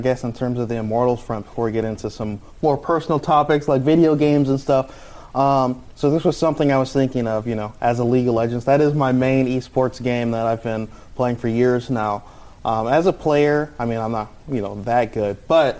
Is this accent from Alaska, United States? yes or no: no; Michigan, United States; I grew up in Michigan. I mean, anything to represent the region, I'm all for.